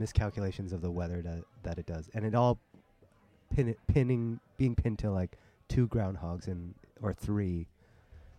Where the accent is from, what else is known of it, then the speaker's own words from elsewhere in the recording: Toronto, Ontario, Canada; as a kid in the Chinese restaurants growing up in Toronto